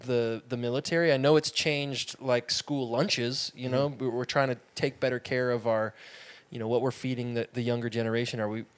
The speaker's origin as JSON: {"language": "English", "area": "near Addy", "region": "Washington", "country": "United States", "tie": "born or raised there", "said": "I grew up near Addy."}